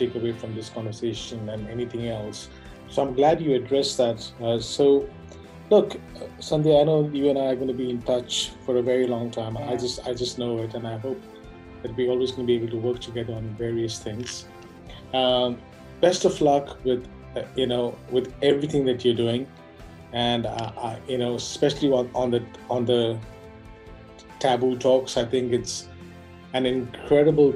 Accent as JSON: {"language": "English", "region": "Goa", "country": "India", "said": "I'm from Goa"}